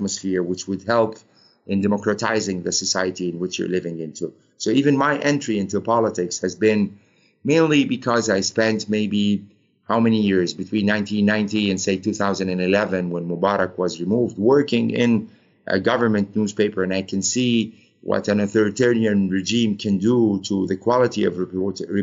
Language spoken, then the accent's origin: English; Egypt; moved away; I'm a bureau chief of Al Ahram and I'm coming from Egypt